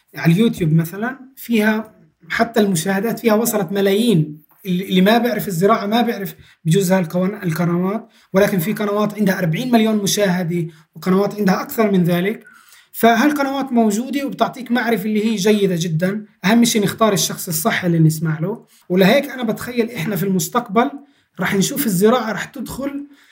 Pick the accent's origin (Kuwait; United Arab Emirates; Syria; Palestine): Palestine; أجدادنا كفلسطينيين